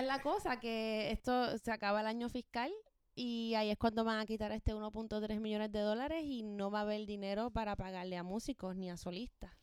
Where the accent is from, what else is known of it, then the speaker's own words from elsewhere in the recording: Ponce, Puerto Rico; moved away; Yo soy de Ponce